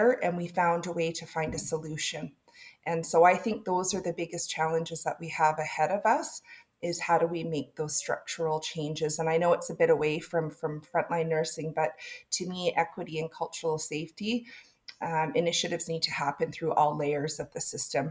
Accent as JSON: {"language": "English", "area": "Dows", "region": "British Columbia", "country": "Canada", "moved": "as an adult", "lives_now": "Kamloops, Canada", "said": "I come from Dows, right? Way out in the sticks"}